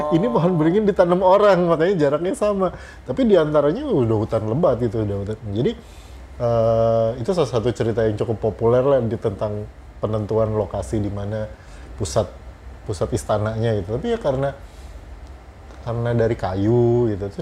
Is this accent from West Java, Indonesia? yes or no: yes; West Java, Indonesia; kalau gue jelas gue merasa gue orang Sunda gitu uh, bahkan gue masih ngomong sama anak gue kita ini orang Sunda